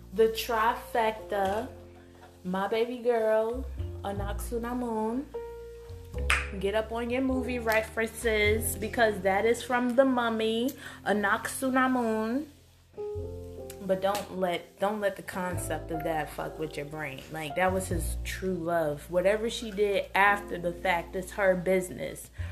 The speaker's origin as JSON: {"language": "English", "country": "United States", "said": "me being an American"}